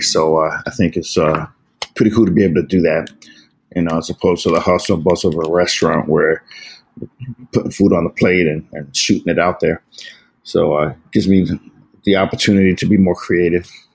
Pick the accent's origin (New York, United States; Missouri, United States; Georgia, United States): New York, United States; New York City; moved away as an adult; also born or lived in San Diego / Virginia / Seattle; born and raised in the Bronx, to amazing Puerto Rican parents